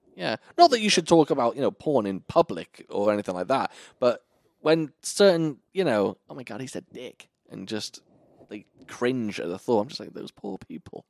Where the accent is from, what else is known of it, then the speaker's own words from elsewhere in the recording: United Kingdom; I'm British